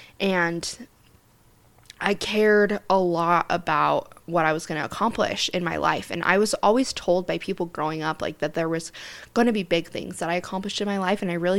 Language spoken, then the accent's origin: English; Centerville, Utah, United States; I was part of the Centerville City, the city that I grew up in Utah.